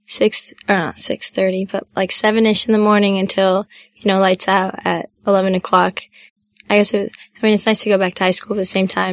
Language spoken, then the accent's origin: English; Palo Alto, California, United States; my hometown, Palo Alto